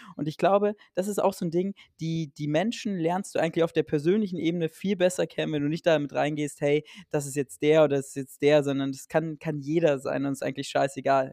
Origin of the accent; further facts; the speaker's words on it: Saxony-Anhalt, Germany; Sachsen-Anhalt, meine Heimat